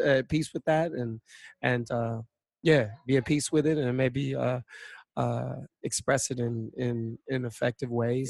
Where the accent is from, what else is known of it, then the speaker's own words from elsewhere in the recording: United States; I'm a Filipino Chinese American